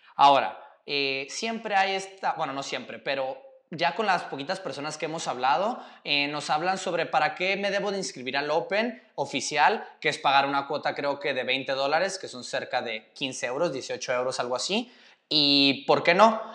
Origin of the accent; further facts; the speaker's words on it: Mexico; moved away; yo soy el tercer mexicano